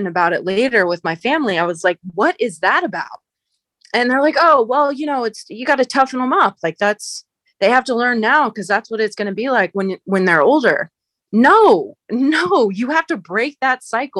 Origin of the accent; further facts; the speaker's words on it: United States; my experience in general as an athlete growing up in the United States